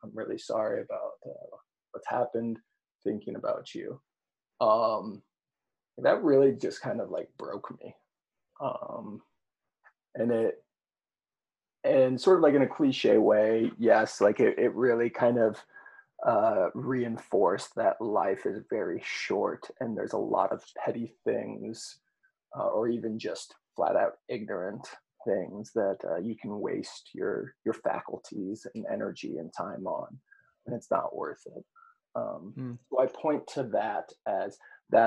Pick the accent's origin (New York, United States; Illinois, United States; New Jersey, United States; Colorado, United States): Illinois, United States; Monticello; in my hometown, I was the co-organizer of a demonstration in my hometown of Monticello